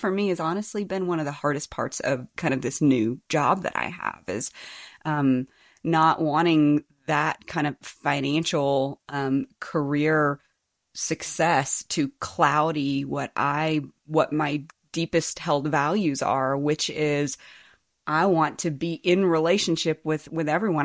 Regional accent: Birmingham, Alabama, United States; also born or lived in East Tennessee; I grew up in Birmingham, Alabama, and East Tennessee

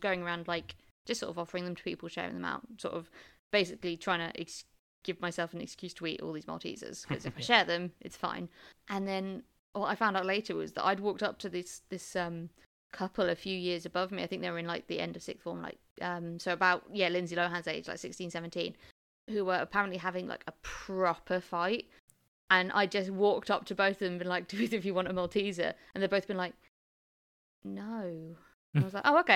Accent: England, United Kingdom; they lived up in the Midlands when I grew up in the South

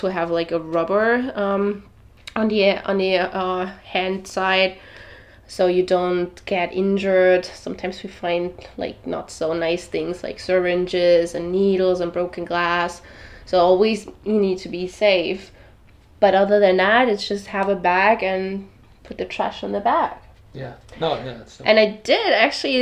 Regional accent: Germany; now in Miami Beach, United States; I'm from Europe, and we don't have plastic bags in Germany. That's where I'm from.

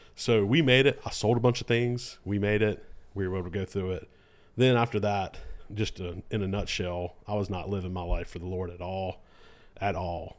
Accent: Lexington, United States; also born or lived in Argentina / Guatemala; I'm from Lexington. Uh, grew, born and raised here in Lexington

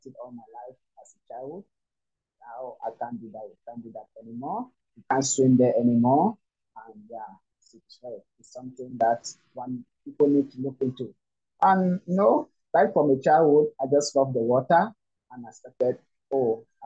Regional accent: Cameroon; also born or lived in Douala, Cameroon; I'm from Cameroon, and I live in the coastal city of Douala in Cameroon

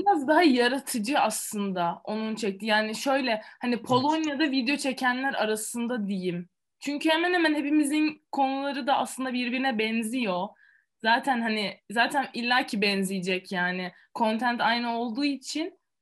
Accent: Antalya, Turkey; moved away as an adult; also born or lived in Italy; now in Poland; Antalya doğma büyüme Antalyalıyım

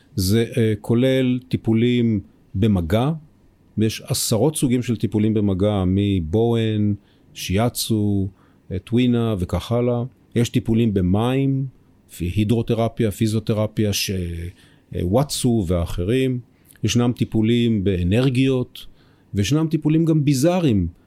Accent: Israel; אנחנו בתור ישראלים

